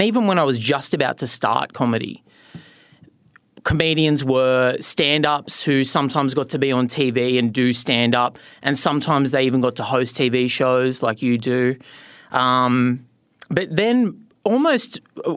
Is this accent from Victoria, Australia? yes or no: no; Newcastle, New South Wales, Australia; moved away; I grew up in Newcastle, New South Wales, one of the great places on planet Earth